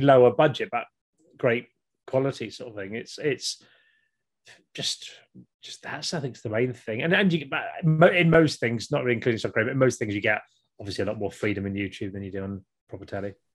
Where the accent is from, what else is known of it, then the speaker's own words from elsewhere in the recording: Kent, South East England, United Kingdom; now in Norwich, United Kingdom; I grew up in Kent in the 80s